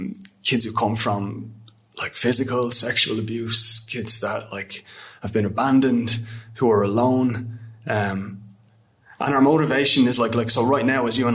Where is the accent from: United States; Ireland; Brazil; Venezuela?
Ireland; as Irish people